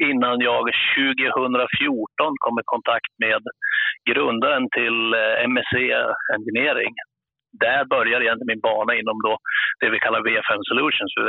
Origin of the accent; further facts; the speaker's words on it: Jämtland, Sweden; Just nu sitter jag uppe i Jämtland, det är mina hemtrakter, kommer från Jämtland.